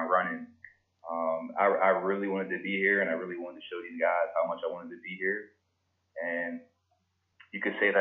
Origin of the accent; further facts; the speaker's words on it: Pittsburgh, Pennsylvania, United States; I'm from Pittsburgh, Pennsylvania